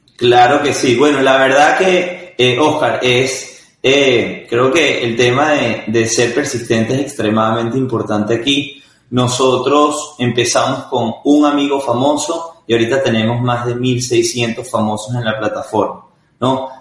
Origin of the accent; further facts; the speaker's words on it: Caracas, Capital District, Venezuela; yo nací en, soy venezolano, nací en Caracas